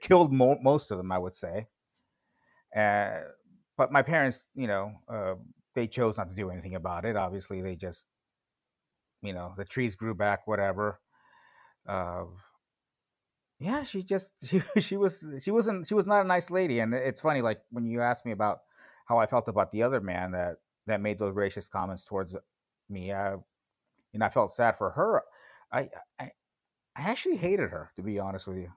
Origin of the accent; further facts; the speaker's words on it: Los Angeles, California, United States; also born or lived in Tijuana, Mexico; I was born in Tijuana. Uh, I came over to the United States when I was, I believe, three years old, so in nineteen seventy-seven, and, you know, from there, I, I, I pretty much grew up in the West San Fernando Valley